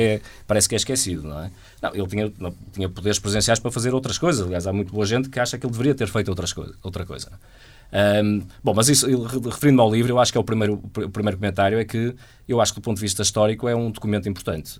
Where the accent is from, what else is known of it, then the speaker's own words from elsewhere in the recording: Portugal; nós, enquanto portugueses